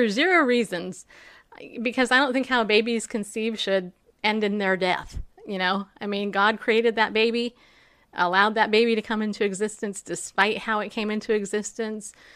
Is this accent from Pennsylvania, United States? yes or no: no; New York, United States; I was born in New York